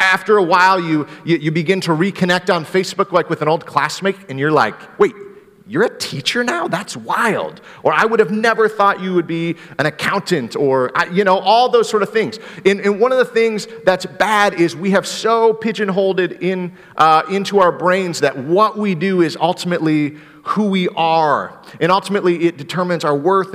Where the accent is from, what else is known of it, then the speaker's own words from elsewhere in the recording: Greenville, Michigan, United States; growing up in Michigan, we have a lot of snow, and we had the city of Greenville, Michigan had this tow rope